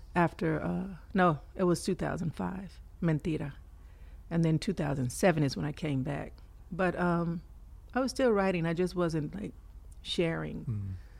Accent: Fort Worth, Texas, United States; now in Houston, United States; born and raised in fort worth texas okay uh, i moved to houston maybe about nine years ago

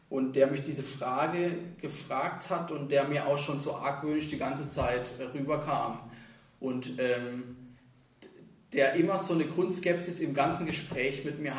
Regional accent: Elzach, Baden-Württemberg, Germany; also born or lived in Freiburg / Niederwinden; also ich bin geboren in Freiburg und bin dann ähm, in Elzach eigentlich aufgewachsen, bis ich 14 war, kam dann nach Niederwinden, bis ich 18 war

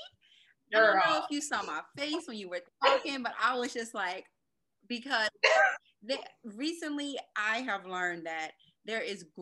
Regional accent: New Orleans, Louisiana, United States; A lot of Louisiana people.

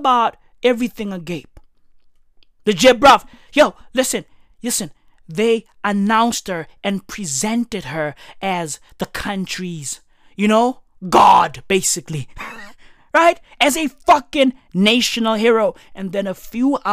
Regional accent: South Africa; I'm a South African

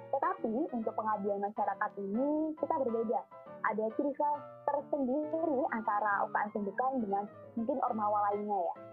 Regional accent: Surabaya, East Java, Indonesia; Oke, aku uh, asal Surabaya.

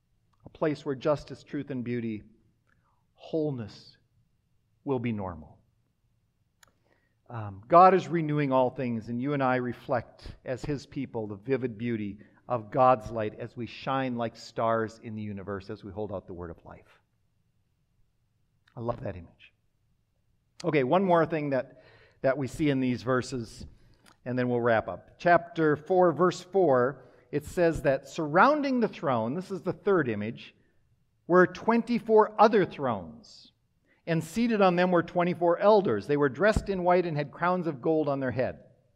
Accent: Minnesota, United States; also born or lived in Wisconsin; I grew up in Minnesota, Wisconsin, but have lived in the Midwest most of my life.

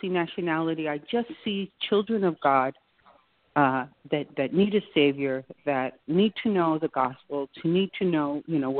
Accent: New York, United States; moved away as an adult; now in Boynton Beach, United States; I'm really a New Yorker. I'm here about 3 years now

